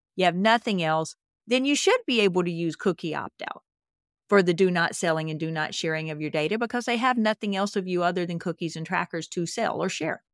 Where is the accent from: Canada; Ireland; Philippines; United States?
United States; Mississippi; I'm from Mississippi